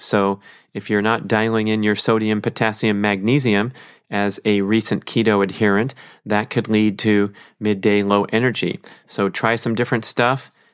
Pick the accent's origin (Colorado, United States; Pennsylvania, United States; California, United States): California, United States; Los Angeles; my background as a human growing up in Los Angeles